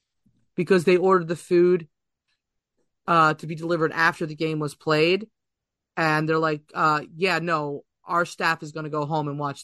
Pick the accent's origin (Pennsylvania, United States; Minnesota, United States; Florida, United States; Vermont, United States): Pennsylvania, United States; Philadelphia; My family was born and raised in Philadelphia. I have roots all throughout South Philly, apparently.